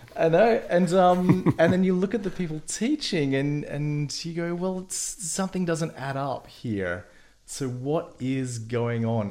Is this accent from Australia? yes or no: yes; Melbourne, Victoria, Australia; moved away; I'm an Aussie. And, uh, spent a lot of time in Melbourne, probably my formative years in Melbourne